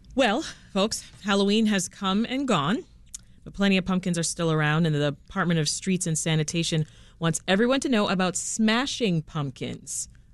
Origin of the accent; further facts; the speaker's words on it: Canada; now in Chicago, United States; I'm still Canadian, you know, all the way